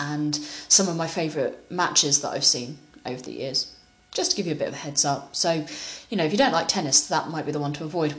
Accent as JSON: {"language": "English", "country": "United Kingdom", "said": "you might be able to tell from my accent, I'm British."}